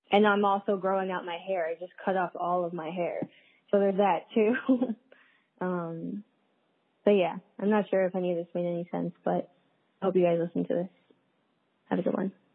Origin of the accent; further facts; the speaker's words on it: New York City, New York, United States; moved away as an adult; also born or lived in Philadelphia; now in upstate New York, United States; I'm from Brooklyn, New York